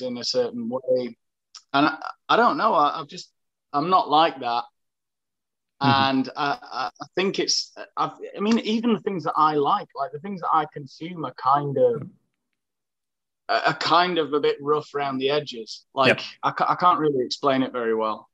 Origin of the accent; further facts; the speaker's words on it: Sheffield, Yorkshire and the Humber, United Kingdom; moved away as an adult; now in Asturias, Spain; I'm from Sheffield.